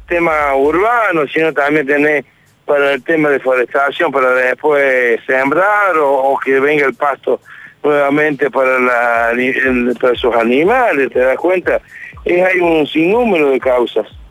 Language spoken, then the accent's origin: Spanish; Villa María, Córdoba, Argentina; Yo soy de Villa María.